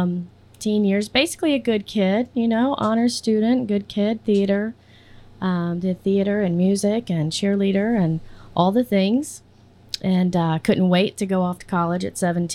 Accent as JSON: {"language": "English", "town": "Virginia Beach", "region": "Virginia", "country": "United States", "tie": "born or raised there", "also_born_or_lived": "Southampton County, Virginia", "said": "I'm from the coast"}